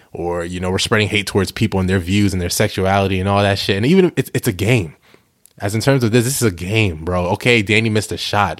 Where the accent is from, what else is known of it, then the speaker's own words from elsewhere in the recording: New York, United States; moved away as an adult; also born or lived in New Jersey / Delaware; I'm originally from New York, Bronx, New York.